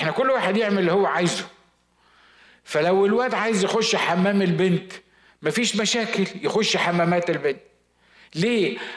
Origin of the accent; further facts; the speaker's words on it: Upper Egypt, Egypt; عندنا في الصعيد زمان كانوا بيقولوا عندنا مثل اسمه البيض الخربان يتكحرت على بعضه